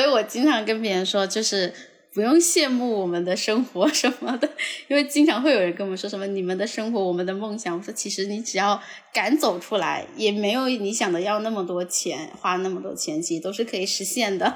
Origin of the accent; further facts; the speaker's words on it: Shantou, Guangdong, China; now in Shenzhen, China; 因为我老家就是汕头的，然后我现在在深圳